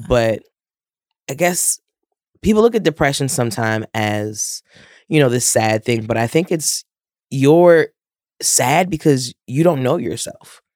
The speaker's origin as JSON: {"language": "English", "town": "New York City", "region": "New York", "country": "United States", "tie": "born or raised there", "said": "I am born and raised in Queens."}